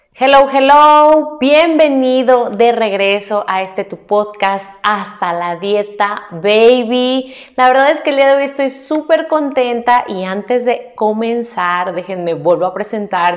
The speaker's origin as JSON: {"language": "Spanish", "country": "Mexico", "said": "como mexicana"}